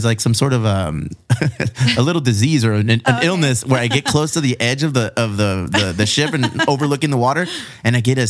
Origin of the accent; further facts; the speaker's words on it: Chula Vista, California, United States; I'm from San Diego. I'm here. I'm from Chula Vista, so close to the, you know, to the water.